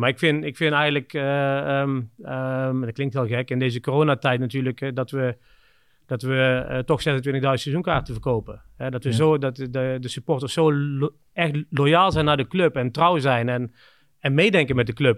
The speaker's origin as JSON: {"language": "Dutch", "area": "the Kempen", "region": "North Brabant", "country": "Netherlands", "also_born_or_lived": "Scandinavia / Budapest / Shanghai / Singapore", "moved": "as an adult", "said": "een dorp hier in, waar ik vandaan kom in de Kempen"}